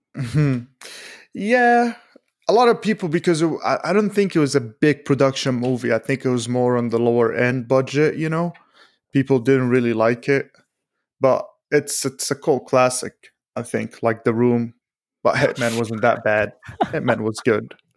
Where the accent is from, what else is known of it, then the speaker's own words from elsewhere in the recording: United States; as an American